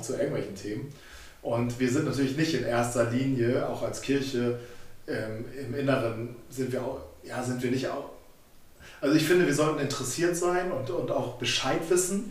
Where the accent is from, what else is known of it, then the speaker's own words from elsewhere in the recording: Germany; als Deutsche